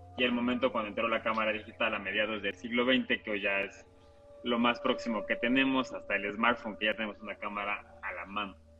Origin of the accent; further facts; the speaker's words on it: Mexico; como cultura mexicana jugamos con la muerte